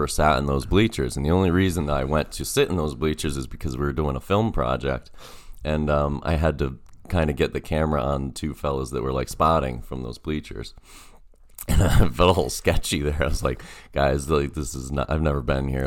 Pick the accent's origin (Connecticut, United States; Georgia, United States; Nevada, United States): Connecticut, United States; Ellington; I grew up in Ellington, Connecticut